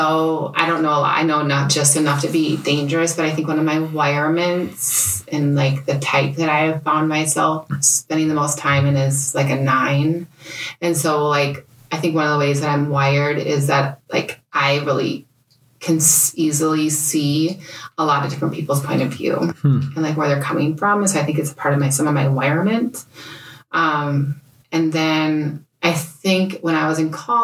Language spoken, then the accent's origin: English; Bemidji, Minnesota, United States; moved away as an adult; also born or lived in India / Guatemala; now in Minnetonka, United States; I grew up in Bemidji